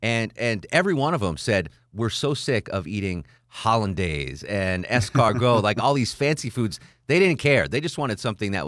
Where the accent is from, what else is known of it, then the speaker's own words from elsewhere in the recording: Northeast, United States; So I grew up in the Northeast